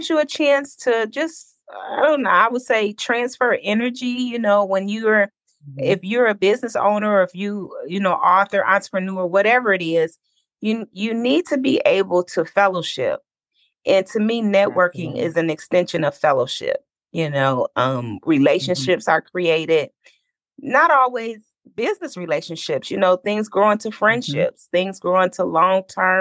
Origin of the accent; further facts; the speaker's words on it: Detroit, Michigan, United States; now in Atlanta, United States; I'm from Detroit. I live right now in Atlanta